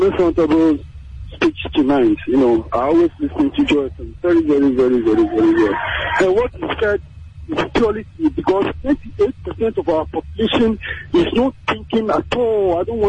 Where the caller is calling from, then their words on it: Accra, Greater Accra, Ghana; I'm calling from Kaneshi.